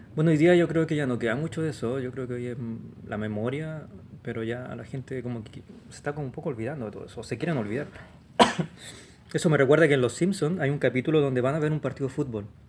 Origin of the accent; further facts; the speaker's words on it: Santiago, Santiago Metropolitan Region, Chile; moved away as an adult; now in Los Angeles, United States; Nací acá en Santiago, el 73